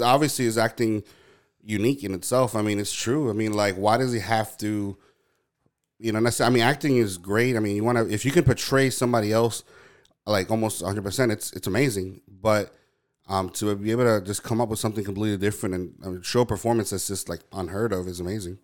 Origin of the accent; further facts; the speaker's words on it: New York, United States; I was born and raised in New York